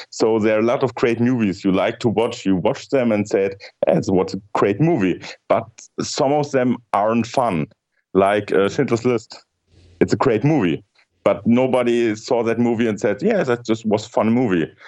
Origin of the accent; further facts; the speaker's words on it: Germany; in Germany, we have some other um, terms